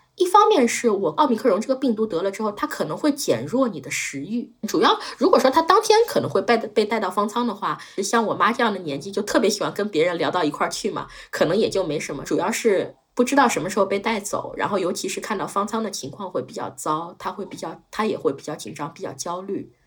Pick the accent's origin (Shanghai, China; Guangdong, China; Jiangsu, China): Shanghai, China; 我是一个土生土长的上海人